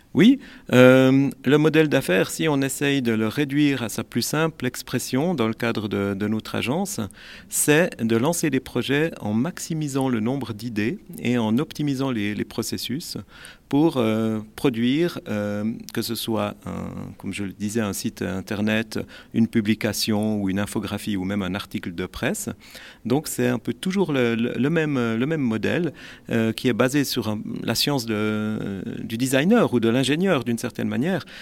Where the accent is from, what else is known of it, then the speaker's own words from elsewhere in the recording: Neuchâtel, Switzerland; je suis neuchâtelois d'origine